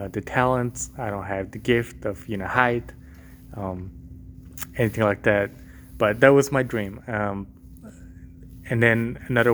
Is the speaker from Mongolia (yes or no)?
yes; Mongolia; moved away; I grew up in Mongolia